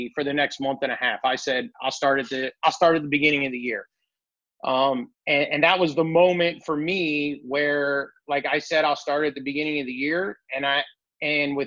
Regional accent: Columbia, Illinois, United States; I'm from St. Louis area in Columbia, Illinois

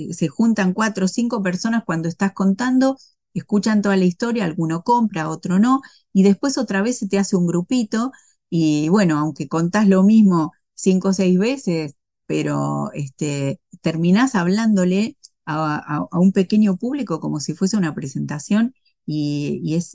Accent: Argentina; no, no, pero viste cómo somos las argentinas.

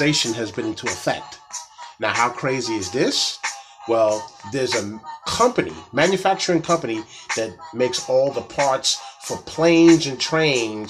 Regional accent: Atlanta, Georgia, United States; my hometown, Atlanta

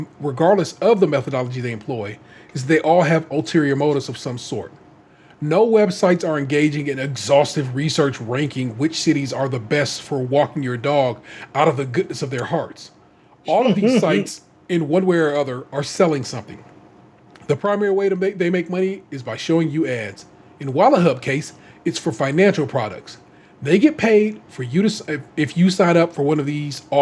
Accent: Memphis, Tennessee, United States; moved away; I was raised in Memphis

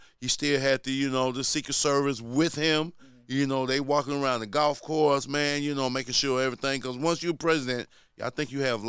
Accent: Jackson, Mississippi, United States; I had a dope childhood growing up in Jackson, Mississippi, man. You know, I come from a large family.

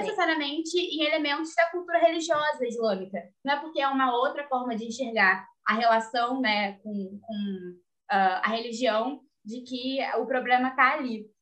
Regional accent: Rio de Janeiro, Brazil; Eu sou do Rio.

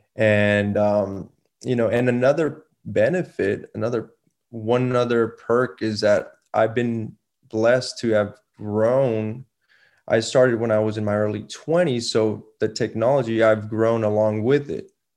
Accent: Laredo, Texas, United States; also born or lived in San Antonio; I was born and raised in Laredo

